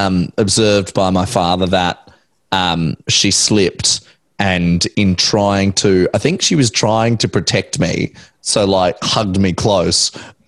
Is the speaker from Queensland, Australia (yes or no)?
yes; Brisbane, Queensland, Australia; until I was 5 years old, I was born and raised in East Brisbane in Heidelberg Street, which is right off Wynnum Road.